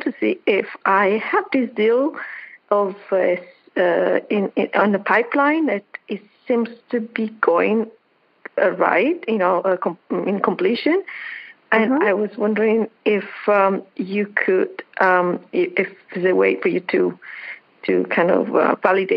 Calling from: Hilton Head Island, South Carolina, United States; I'm calling from Hilton Head Island in South Carolina.

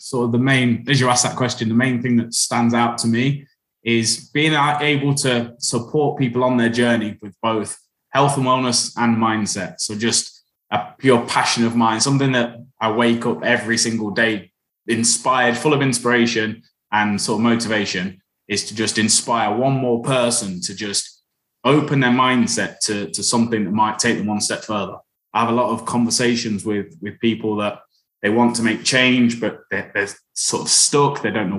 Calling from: Leicestershire, East Midlands, United Kingdom; I'm calling from Leicestershire in the East Midlands.

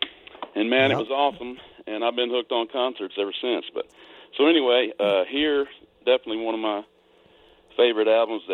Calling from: Big Sandy, Tennessee, United States; Yeah, I'm calling from Big Sandy, Tennessee.

